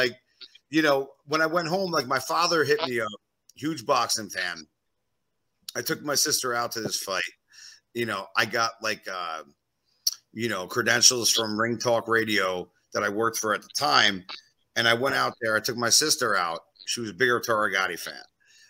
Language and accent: English; East Coast, United States; now in Las Vegas, United States; I'm originally from the East Coast